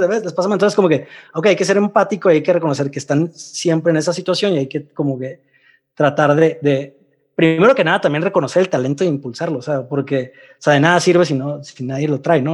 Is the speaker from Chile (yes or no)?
no; Mexicali, Baja California, Mexico; also born or lived in Russia; now in Mexico City, Mexico; de Mexicali